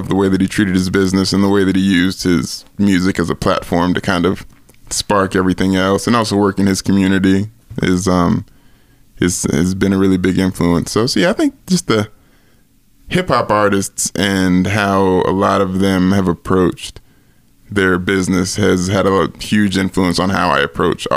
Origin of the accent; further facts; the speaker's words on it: Nashville, Tennessee, United States; I grew up in Nashville